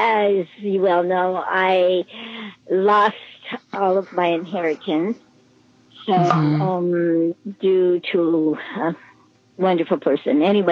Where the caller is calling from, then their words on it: California, United States; I'm coming from California, and I would like to know what direction I should now turn my life to.